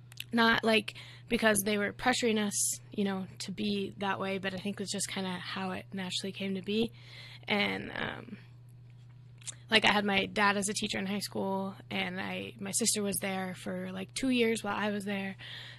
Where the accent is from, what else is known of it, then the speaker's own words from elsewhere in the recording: Texas, United States; Growing up in Texas was pretty fun. I think, like, kind of the suburb/city life, always, like, having something to do, like sporting events or just, like, stuff to do with friends.